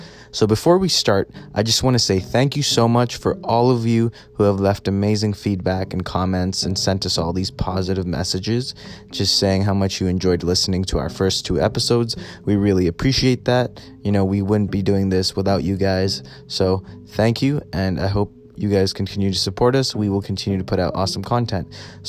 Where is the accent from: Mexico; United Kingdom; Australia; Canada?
Canada; Alberta; growing up in an area, you know, growing up in Alberta, Canada, as minorities